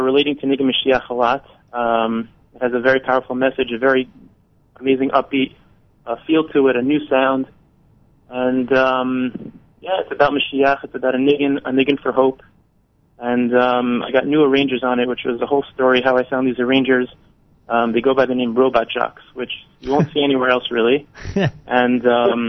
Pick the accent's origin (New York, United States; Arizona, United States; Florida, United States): New York, United States; New York City; moved away as an adult; now in Israel; I'm originally from Staten Island, New York